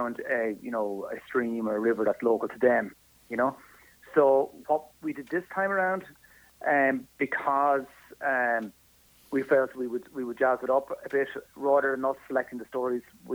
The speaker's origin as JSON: {"language": "English", "town": "Wexford", "region": "Leinster", "country": "Ireland", "moved": "yes", "said": "I'm from Wexford originally."}